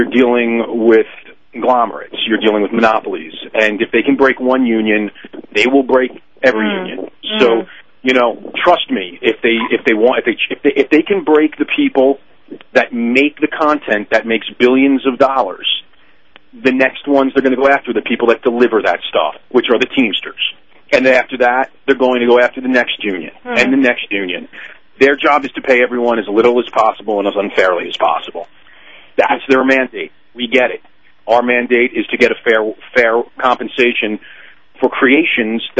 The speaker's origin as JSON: {"language": "English", "region": "New York", "country": "United States", "accent": "New York"}